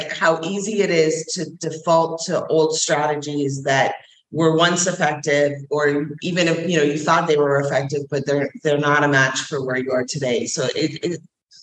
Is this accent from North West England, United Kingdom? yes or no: no; Scotland, United Kingdom; I'm a Scottish warrior princess.